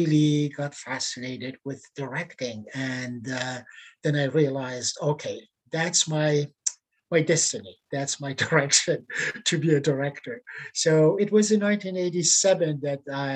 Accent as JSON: {"language": "English", "country": "Iran", "tie": "born or raised there", "second_language": "English", "moved": "as an adult", "lives_now": "Canada", "said": "I was an actor by training back in Iran before I left my homeland"}